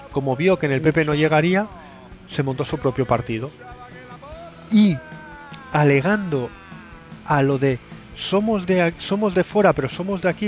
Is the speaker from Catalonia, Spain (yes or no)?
yes; Catalonia, Spain; Sin propuestas de nada, solo alegando al vivo en Cataluña toda la vida.